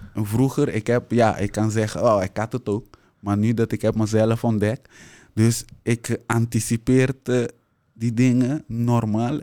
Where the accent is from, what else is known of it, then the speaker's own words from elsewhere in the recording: Curaçao; moved away as an adult; now in Netherlands; ben daar geboren opgegroeid, naar school gegaan. En met mijn twintigste ben ik naar Nederland gekomen